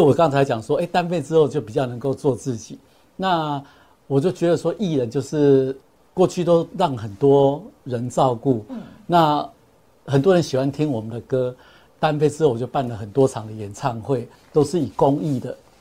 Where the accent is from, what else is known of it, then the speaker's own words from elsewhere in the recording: Taipei, Taiwan; moved away as an adult; also born or lived in Kaohsiung; 一路从二十一年前来高雄，啊，因为我本身是台北人